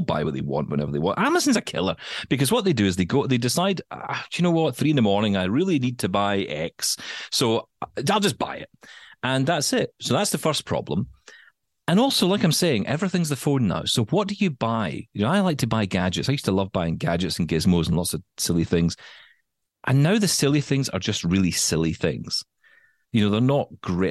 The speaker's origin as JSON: {"language": "English", "country": "United Kingdom", "said": "as a Brit"}